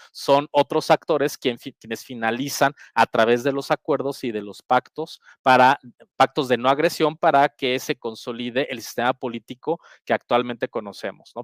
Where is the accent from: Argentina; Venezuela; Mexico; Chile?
Mexico; nosotros como mexicanas y mexicanos